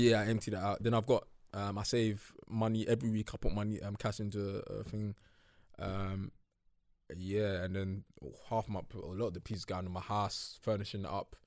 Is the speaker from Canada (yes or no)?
no; United Kingdom; growing up in North